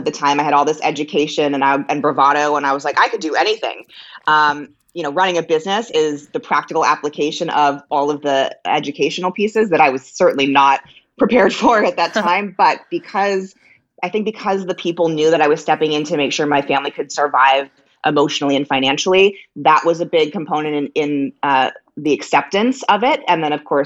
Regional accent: the Valley, California, United States; also born or lived in Laurel Canyon, Los Angeles; I am a Jew from the Valley

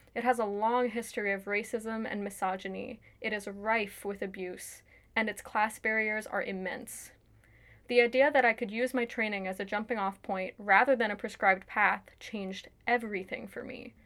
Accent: New York, United States; now in Washington, D.C. area, United States; I grew up in New York, currently live outside of Washington, D C

